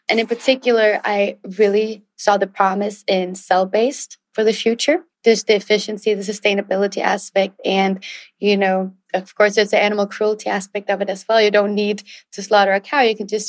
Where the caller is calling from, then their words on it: Raleigh, North Carolina, United States; It's very hot and humid here in Raleigh, North Carolina, where I'm calling in from.